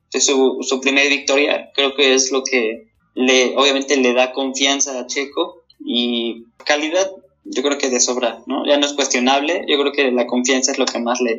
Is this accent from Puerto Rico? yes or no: no; Mexico; mexicano quiero que le vaya bien al checo.